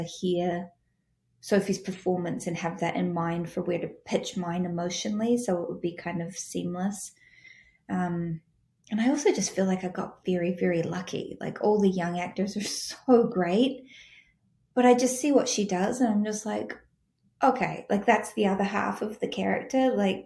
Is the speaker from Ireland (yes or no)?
no; New Zealand; I'm from New Zealand